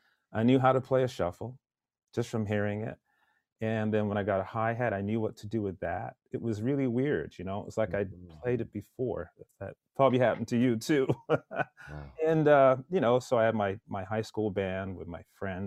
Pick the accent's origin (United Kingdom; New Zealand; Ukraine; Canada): Canada; Pointe-Claire, Quebec; also born or lived in Jamaica / northern Alberta; I grew up in a suburb of Montreal called Pointe-Claire